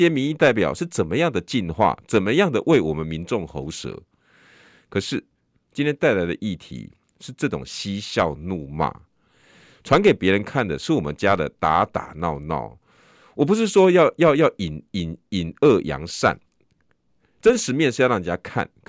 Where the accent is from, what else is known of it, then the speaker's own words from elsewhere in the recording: Taiwan; 我们台湾人就是这样待客之道。